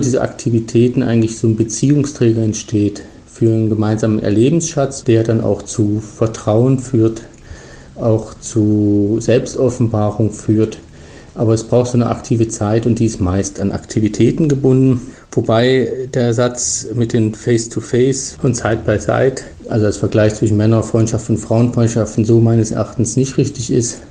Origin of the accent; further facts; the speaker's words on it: Germany; moved away as an adult; now in Switzerland; als Deutsche, der in die Schweiz emigriert ist seit vielen Jahren